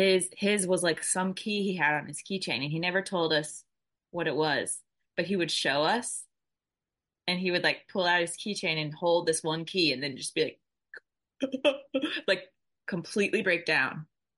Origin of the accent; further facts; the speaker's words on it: Atlanta, Georgia, United States; Atlanta. Yeah.